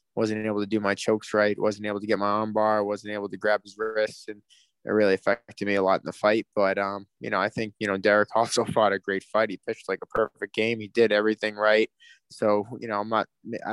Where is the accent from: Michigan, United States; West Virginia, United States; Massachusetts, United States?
Massachusetts, United States; Boston; my hometown in Boston